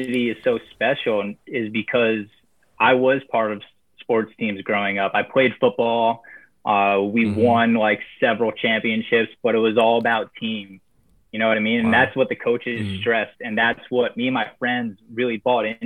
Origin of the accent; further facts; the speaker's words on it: Warwick, New York, United States; I'm from Warwick, New York. It's a small town, an hour north of New York City